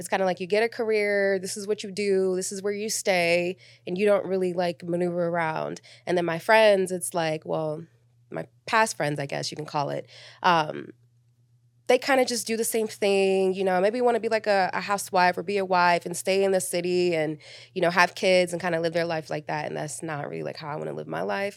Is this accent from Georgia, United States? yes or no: yes; Atlanta, Georgia, United States; also born or lived in New York / Miami; I'm from Atlanta, um, but I was born in New York. I was raised in Miami, in Atlanta